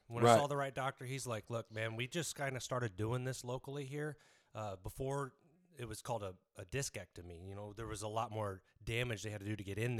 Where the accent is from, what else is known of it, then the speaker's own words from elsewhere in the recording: Biloxi, Mississippi, United States; born there; also born or lived in Lakenheath, England; I was born in Biloxi, Mississippi, and at 3 years old, we went over there.